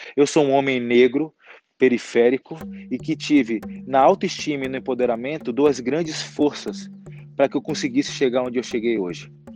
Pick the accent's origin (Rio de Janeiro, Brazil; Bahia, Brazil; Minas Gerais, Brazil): Bahia, Brazil; Salvador; now in São Paulo, Brazil; Sou baiano, nascido em Salvador